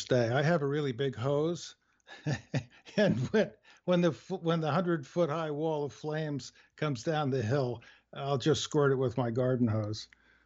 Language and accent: English; New York, United States; You know, I'm from the East originally, and I grew up sailing, and it seemed like you would be in another country in one day's sail from the New York area